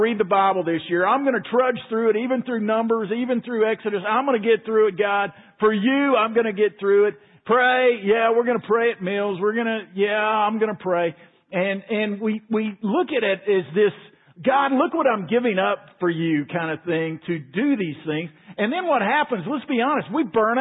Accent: Waco, Texas, United States; I grew up in Waco

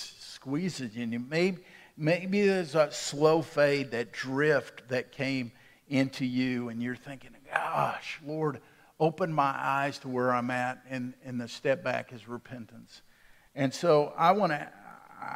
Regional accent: Waco, Texas, United States; When I was a boy growing up in Waco

